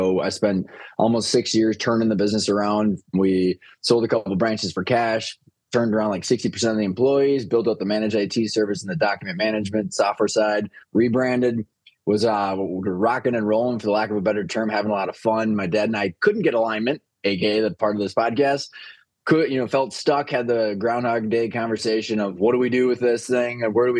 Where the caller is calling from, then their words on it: Minnesota, United States; Minnesota, man.